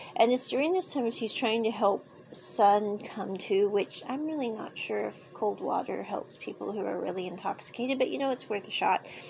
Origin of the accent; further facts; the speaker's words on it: United States; I grew up with living in America